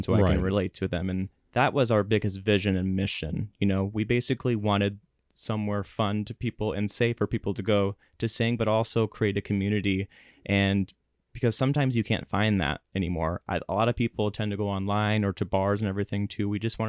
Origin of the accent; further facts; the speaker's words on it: Salem, South Dakota, United States; And they used to come once a year to McCook Central High School, mm-hmm. where I grew up in Salem.